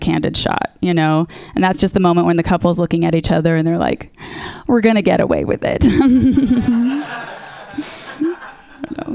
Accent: Orange County, California, United States; I'm from Orange County

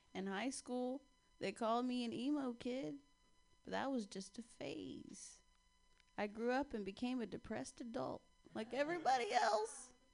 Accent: Ohio, United States; I'm from Ohio

